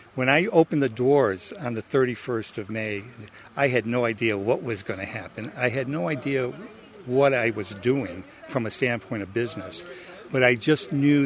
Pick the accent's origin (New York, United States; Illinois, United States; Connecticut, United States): Connecticut, United States; Torrington; moved away; I grew up in Torrington, Connecticut, but I've been around and around and around